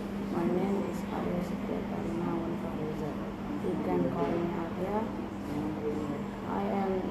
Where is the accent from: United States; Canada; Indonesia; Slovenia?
Indonesia; Malang, East Java; now in Jakarta, Indonesia; I am from Malang, but now I live in Jakarta with my family.